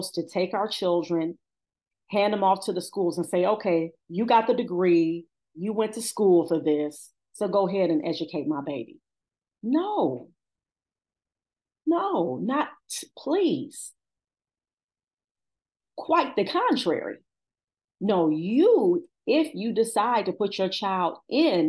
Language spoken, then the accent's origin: English; Cleveland, Ohio, United States; I've been born and raised in Cleveland